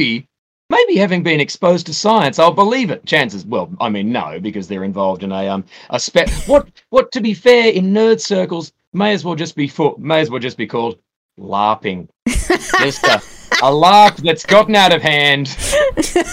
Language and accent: English; Australia; moved away as an adult; now in United Kingdom; I'm a half bright hick who came in from the Australian suburbs, and you know, one of those middle class hicks. There we go. And moved over here to the UK, where my accent